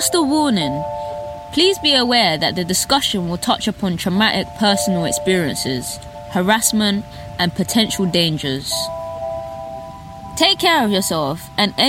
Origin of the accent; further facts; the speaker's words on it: London, United Kingdom; speaking to you from my hometown, London, England